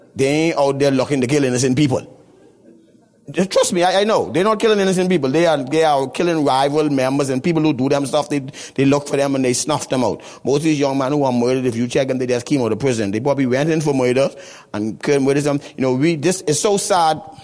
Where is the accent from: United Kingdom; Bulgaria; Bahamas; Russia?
Bahamas; Nassau, New Providence; I'm a missionary from Nassau to Nassau